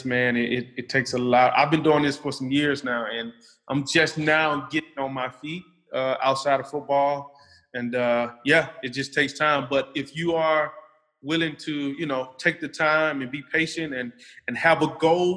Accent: United States; moved away as an adult; now in Europe; as an American

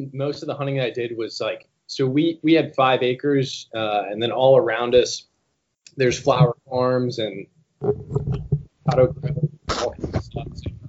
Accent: San Diego, California, United States; moved away as an adult; also born or lived in Maryland / Virginia / North Carolina; now in Quantico, United States; originally I'm from San Diego, California. And then I ended up going to school on the East Coast, college on the East Coast, down in Lejeune for a little while. And then I was up in Maryland, in Virginia

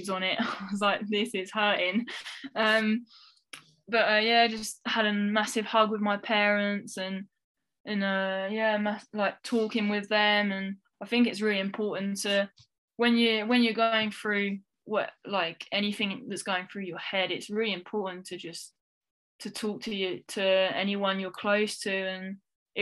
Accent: France; We grew up in France

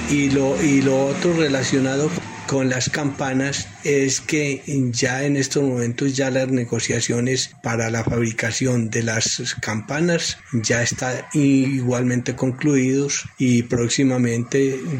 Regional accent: Aguadas, Caldas, Colombia

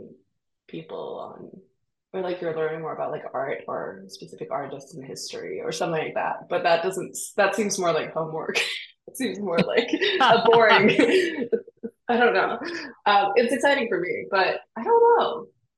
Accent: Copenhagen, Capital Region of Denmark, Denmark; now in New York City, United States; I grew up in Denmark where I didn't have to pay for education

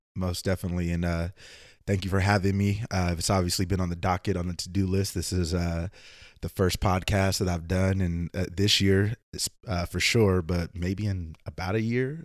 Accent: Oakland, California, United States; moved away as an adult; also born or lived in Vallejo / Antioch / Richmond / Emeryville; I am from the Bay Area, Oakland in the house

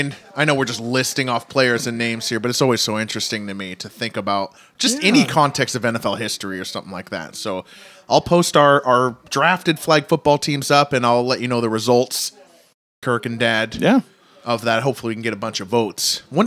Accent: Washington, United States; We're from Washington State

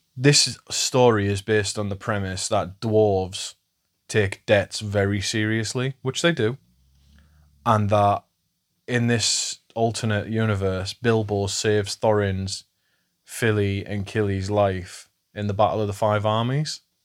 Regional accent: England, United Kingdom; I'm English

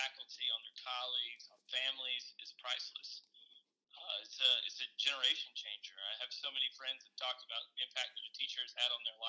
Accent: Columbus, Georgia, United States; We grew up in Columbus, Georgia

